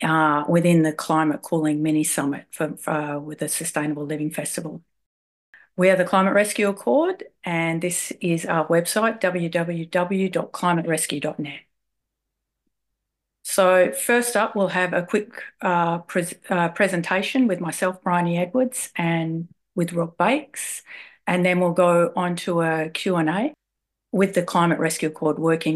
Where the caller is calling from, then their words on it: Wurundjeri land, Victoria, Australia; I'm calling in from Wurundjeri land.